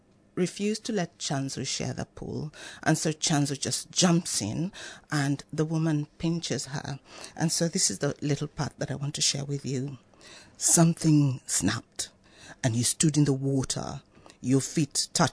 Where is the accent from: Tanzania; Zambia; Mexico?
Tanzania; now in Australia; I come from Tanzania. I'm African Australian